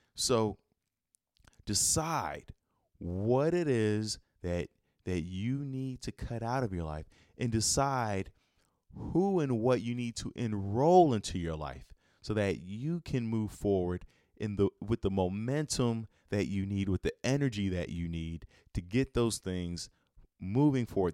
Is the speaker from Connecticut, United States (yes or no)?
no; Chicago, Illinois, United States; I'm from Chicago